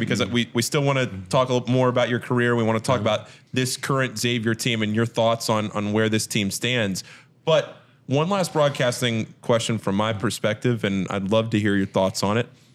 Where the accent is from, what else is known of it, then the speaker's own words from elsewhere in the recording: Northern Virginia, United States; I'm from Northern Virginia.